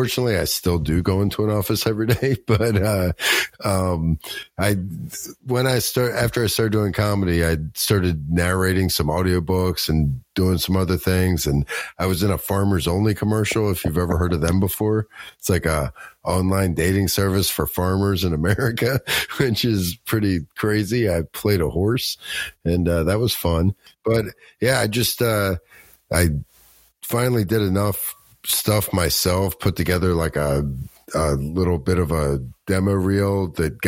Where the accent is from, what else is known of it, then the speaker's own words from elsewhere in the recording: Baltimore, Maryland, United States; moved away as an adult; also born or lived in Colorado; I'm from Baltimore, Maryland. And I grew up here, and then I moved out to Colorado for about 20 years and then moved back here.